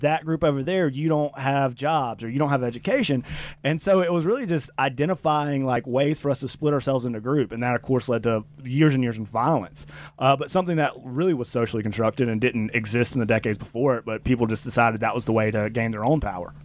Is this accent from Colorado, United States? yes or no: no; Mississippi, United States; I grew up in Mississippi